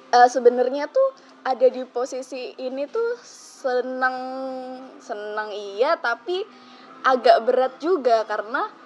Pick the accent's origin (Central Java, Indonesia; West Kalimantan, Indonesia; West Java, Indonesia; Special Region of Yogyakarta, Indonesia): Special Region of Yogyakarta, Indonesia; Yogyakarta; Um, aku asal Jogja. Mungkin teman-teman kiranya aku orang Jakarta gitu ya, tapi sebenarnya aku orang Jogja.